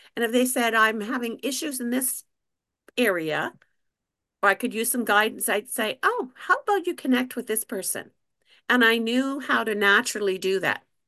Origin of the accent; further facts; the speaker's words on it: New Brunswick, Canada; I'm a Canadian